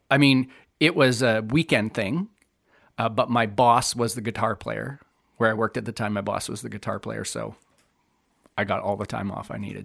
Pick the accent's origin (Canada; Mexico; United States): Canada; The Pas, Manitoba; I grew up in the Paw